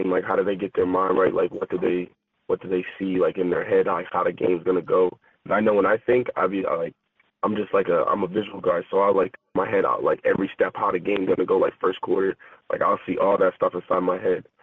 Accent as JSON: {"language": "English", "town": "Halifax", "region": "Nova Scotia", "country": "Canada", "said": "I'm from Halifax. You know what I like to eat. Donairs."}